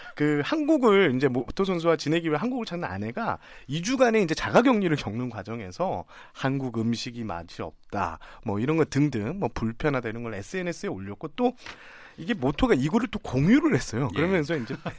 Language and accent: Korean; Changwon, South Gyeongsang, South Korea; 제가 고향이 창원인데